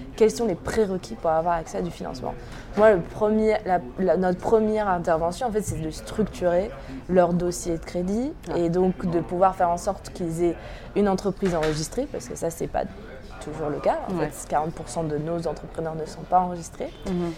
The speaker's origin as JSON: {"language": "French", "region": "Normandy", "country": "France", "tie": "born or raised there", "said": "J'ai grandi en Normandie"}